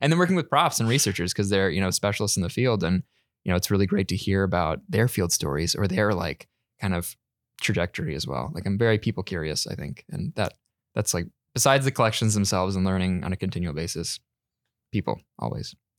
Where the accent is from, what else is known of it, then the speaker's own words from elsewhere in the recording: North Carolina, United States; moved away as an adult; now in Vancouver, Canada; I'm originally from North Carolina in the United States